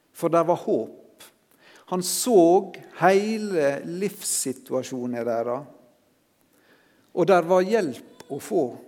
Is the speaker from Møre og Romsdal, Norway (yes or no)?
yes; Sunnmøre, Møre og Romsdal, Norway; som sunnmøring